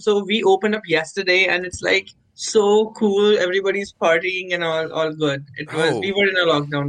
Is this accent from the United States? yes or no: no; India; now in Canada; I'm an Indian.